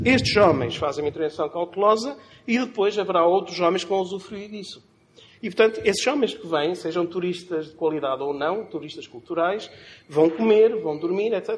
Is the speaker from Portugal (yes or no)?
yes; Chaves, Norte, Portugal; accent: Trás-os-Montes; Na minha terra, o Sr. Trás-Montes, já devem ter percebido pela pronúncia